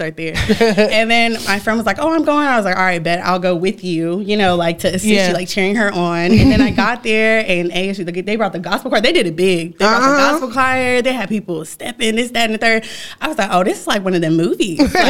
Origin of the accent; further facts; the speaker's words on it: Virginia, United States; Well, I'm from Virginia, and I know y'all just said, like, oh, if you move, but I go back all the time.